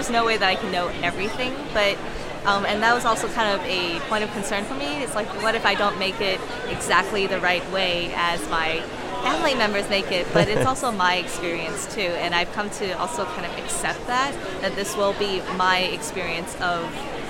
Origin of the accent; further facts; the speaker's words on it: Washington, District of Columbia, United States; I am a cartoonist from Washington, D.C.